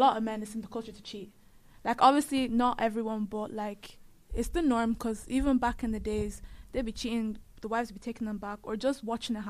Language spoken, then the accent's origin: English; Nigeria; I get it because obviously we are Nigerian, so that's what we know.